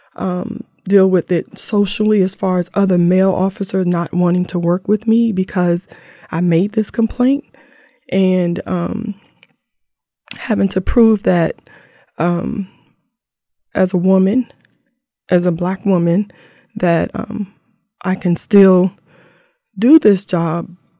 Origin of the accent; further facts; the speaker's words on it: Langley Park, Maryland, United States; we grew up in Langley Park, um, Fifteenth Avenue down to D C